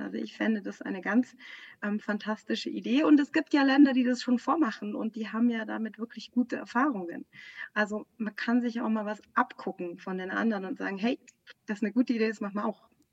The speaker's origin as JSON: {"language": "German", "region": "Bavaria", "country": "Germany", "tie": "born or raised there", "said": "ich bin auch äh, ja in Bayern aufgewachsen"}